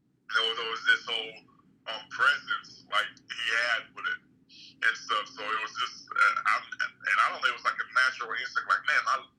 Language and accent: English; Nigeria; now in United States; I'm a Nigerian who's also very cultured too in the Western world as well